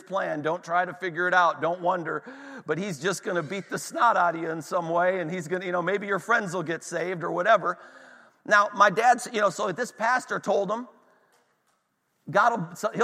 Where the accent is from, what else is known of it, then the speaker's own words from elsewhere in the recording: Northeast Ohio, United States; We're in, you know, Northwest Pennsylvania. I'm from Northeast Ohio